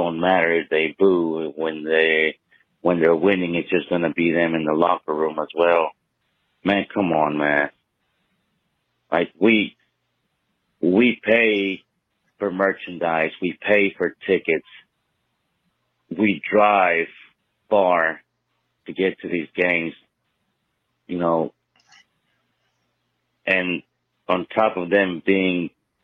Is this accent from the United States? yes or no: yes; South Carolina, United States; I'm from South Carolina